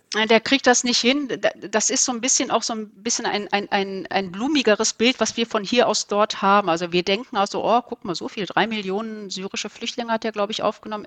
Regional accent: Ruhr area, North Rhine-Westphalia, Germany; also born or lived in Turkey; ich komme aus dem Ruhrgebiet

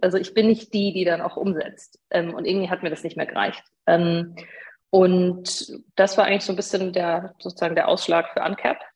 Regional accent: Regensburg, Bavaria, Germany; ich bin gebürtige Bayerin, ähm, komme eigentlich aus Regensburg

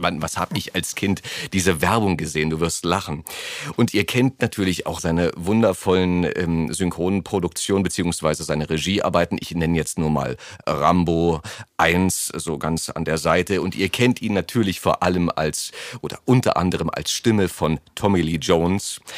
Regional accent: Germany; Wir sind so als Deutsche äh, so daran gewöhnt, dass alles alles für uns geregelt wird, habe ich oftmals das Gefühl.

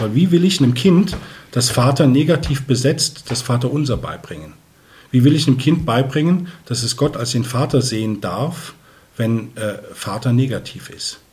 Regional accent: Koblenz, Rhineland-Palatinate, Germany; also born or lived in Eichstätt, Germany; now in Neumarkt, Germany; bin aber gebürtiger Rheinländer, stamme aus Koblenz

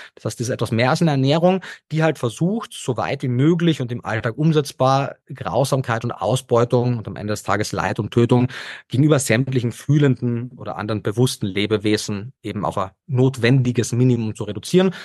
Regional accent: Carinthia, Austria; moved away as an adult; also born or lived in Vienna; hört man vielleicht immer noch, äh, Österreicher, gebürtiger Kärntner und habe dort meinen ersten Bildungsweg in der Hotellerie und Gastronomie gemacht

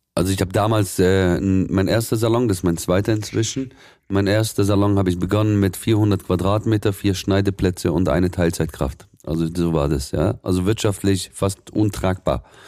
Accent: Swabia, Baden-Württemberg, Germany; ich bin schon gebürtiger Schwabe, meine, ursprünglich aus dem Libanon

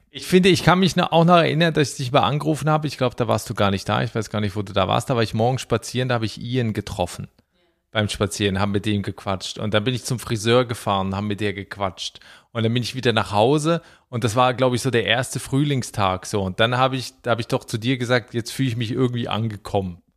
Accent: Switzerland; moved away as an adult; also born or lived in Berlin, Germany; now in Ireland; ich habe noch einen Schweizer Pass, dass es meine Heimat ist

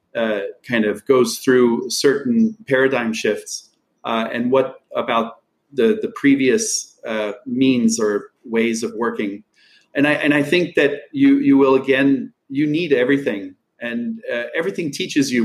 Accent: Einbeck, Lower Saxony, Germany; moved away; I worked as a carpenter, was in my hometown of Einbeck

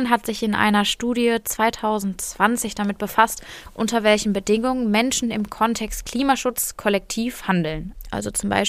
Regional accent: Germany; ich bin hier in Deutschland groß geworden, ich bin weiß, ich bin mittlerweile Akademikerin

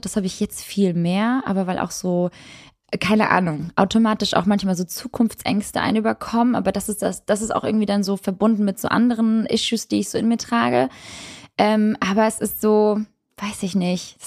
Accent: Northern Germany, Germany; Bei uns im Norden

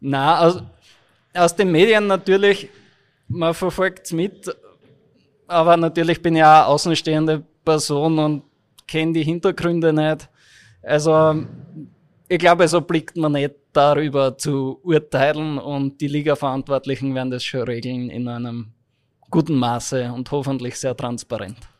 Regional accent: Graz, Styria, Austria; moved away as an adult; now in Linz, Austria; als Grazer, you can't deny your home.

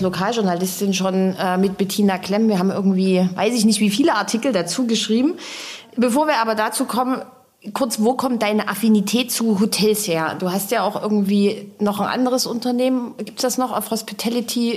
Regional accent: Dresden, Saxony, Germany; als Dresdner

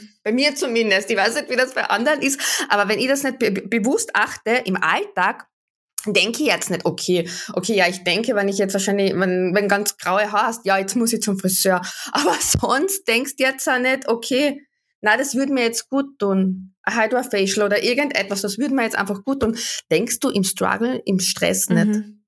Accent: Wörthersee, Carinthia, Austria; Ich komme aus dem Süden Österreichs vom Wörthersee

